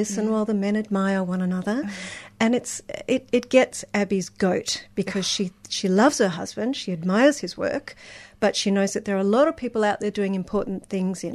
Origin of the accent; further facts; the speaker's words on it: Brisbane, Queensland, Australia; moved away; I grew up in Brisbane.